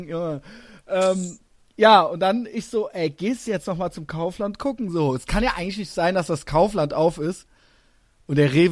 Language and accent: German; Koblenz, Rhineland-Palatinate, Germany; moved away; also born or lived in Cologne / Berlin; gebürtiger Kölner, aber ich komme ja quasi aus Koblenz, das ist ja quasi zwischen Mainz und Köln.